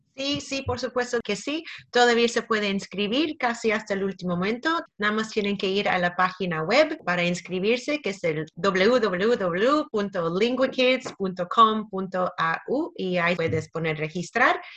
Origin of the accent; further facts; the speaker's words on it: Canada; now in Australia; Yo nací en Canadá